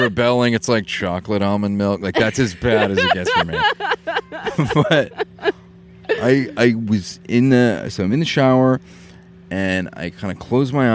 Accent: Maine, United States; I come from Maine, where there's rich drinking culture, and it's like part of my heritage

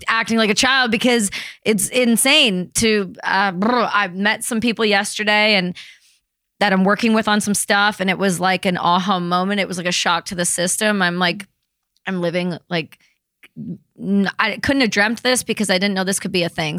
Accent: Canada; we're Canadian

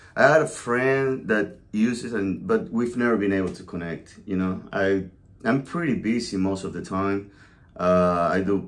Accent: La Guaira, Venezuela; also born or lived in New York City; now in South Carolina, United States; I'm originally from Venezuela, a small town called La Guaira, beach town. I was born and raised on the ocean.

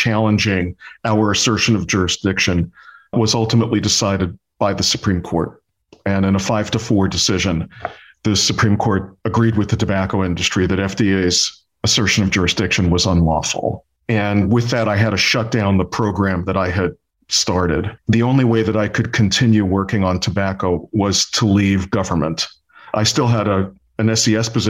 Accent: New York City, New York, United States; I grew up in Brooklyn, New York

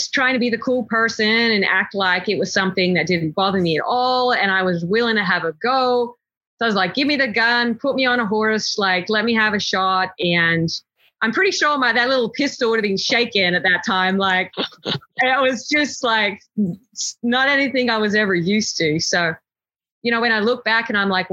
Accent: Australia; moved away as an adult; now in Texas, United States; growing up in Australia, it just wasn't part of our culture.

